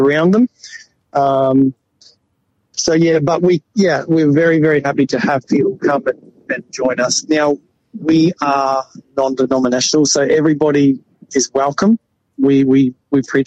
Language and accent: English; Brisbane, Queensland, Australia; I'm from Brisbane